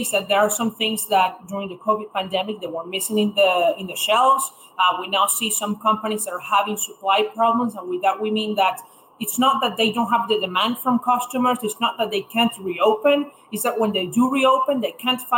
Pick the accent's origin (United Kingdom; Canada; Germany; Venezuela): Venezuela; moved away as an adult; also born or lived in Indiana, United States; now in New York, United States; I'm originally from Venezuela, where I went to high school, left in 2016